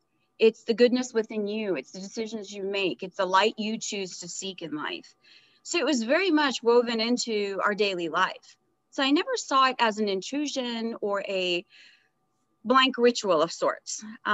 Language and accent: English; Edinburgh, Scotland, United Kingdom; also born or lived in India; I was born in India into a very traditional conservative religious family. And as life would have it, at about a year and a half, my dad's career took us to England. So I grew up in Edinburgh.